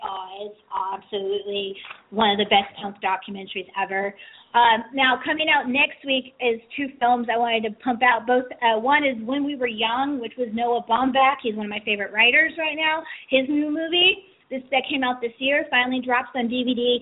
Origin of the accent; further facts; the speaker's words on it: San Francisco, California, United States; I'm from San Francisco